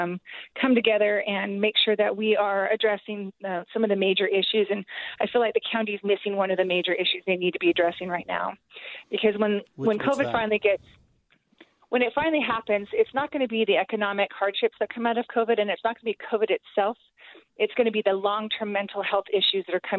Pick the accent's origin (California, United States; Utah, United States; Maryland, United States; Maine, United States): Utah, United States; Kearns; I come from Kearns, and in Kearns, we don't have money